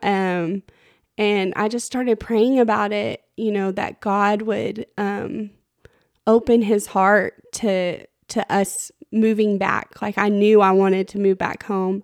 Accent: Plainview, Texas, United States; I grew up in Plainview

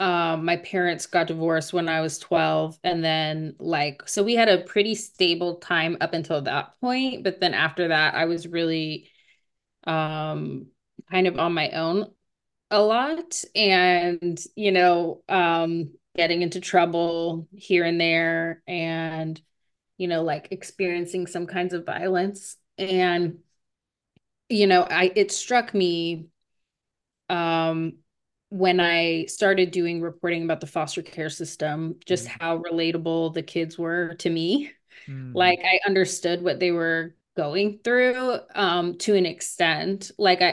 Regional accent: Las Vegas, Nevada, United States; I would say Writer's Block in Las Vegas.

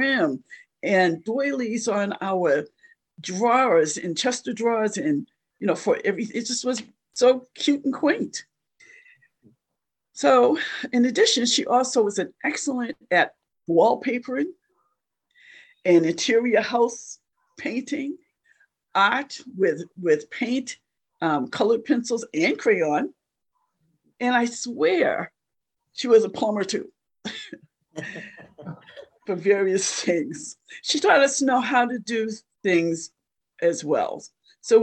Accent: Boston, Massachusetts, United States; I am Bostonian. I was born here.

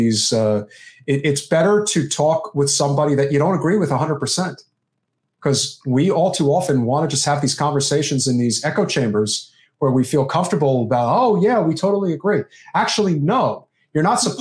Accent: New Jersey, United States; I grew up with it in Central Jersey.

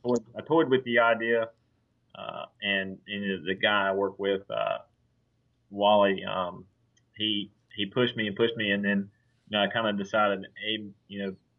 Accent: Southport, North Carolina, United States; also born or lived in Wilmington, North Carolina / Oak Island, North Carolina; being born and raised in Southport

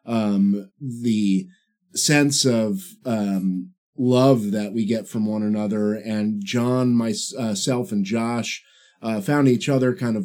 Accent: Dumont, New Jersey, United States; now in Nashville, United States; I'm from Dumont, New Jersey, a small one-square-mile town about 15 miles northwest of New York City

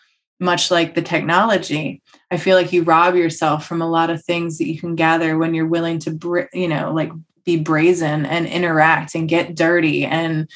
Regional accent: United States; I'm American

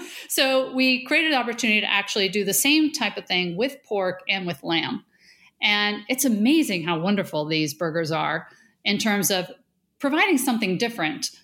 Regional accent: Buffalo, New York, United States; I grew up in Buffalo, south of Buffalo, right? You know, we're the Rust Belt.

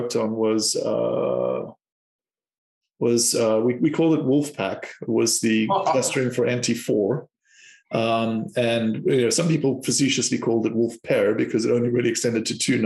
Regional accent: South Africa; moved away as an adult; also born or lived in Cape Town; I'm from South Africa

